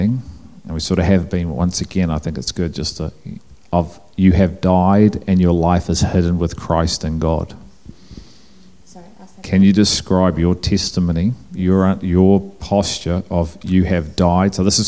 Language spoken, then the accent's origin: English; England, United Kingdom; I'm English